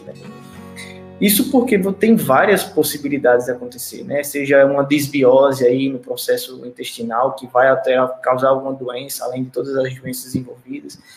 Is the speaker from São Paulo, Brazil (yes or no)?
no; Paraíba, Brazil; eu sou da Paraíba, sou do Brasil, da Paraíba